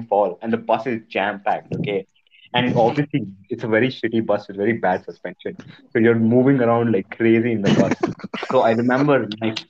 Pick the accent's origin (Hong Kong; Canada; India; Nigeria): India; Andhra Pradesh; my hometown, which is Andhra Pradesh